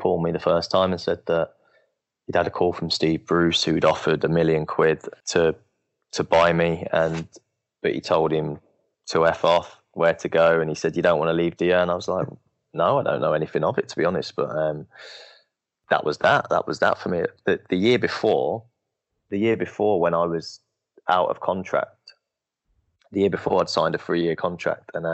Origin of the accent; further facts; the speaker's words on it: Coventry, West Midlands, United Kingdom; I'm from Coventry